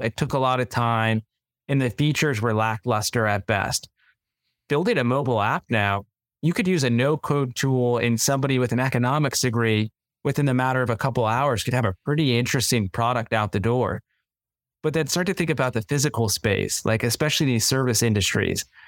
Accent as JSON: {"language": "English", "region": "Northern Virginia", "country": "United States", "tie": "born or raised there", "also_born_or_lived": "Davidson, North Carolina", "moved": "as an adult", "lives_now": "Charlotte, United States", "said": "I grew up in Northern Virginia, not too far outside of D C"}